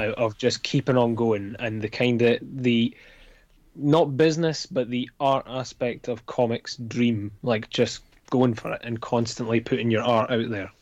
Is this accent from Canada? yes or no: no; Scotland, United Kingdom; I'm Scottish